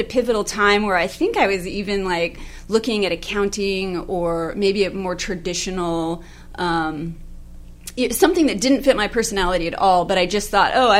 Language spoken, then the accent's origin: English; Alaska, United States; from that region, probably about an hour outside of Anchorage. So, so I grew up in Christian school